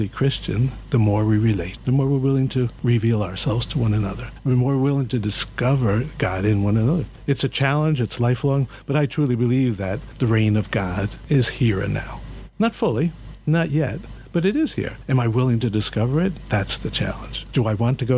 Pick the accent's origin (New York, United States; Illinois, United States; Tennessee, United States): New York, United States; New York City; I'm from the Bronx